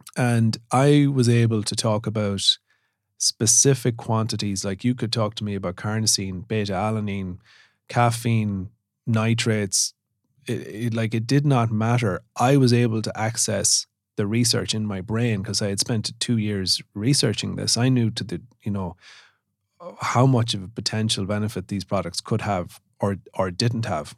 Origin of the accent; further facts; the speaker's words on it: Sligo, Connacht, Ireland; I grew up in Sligo, small, small rural community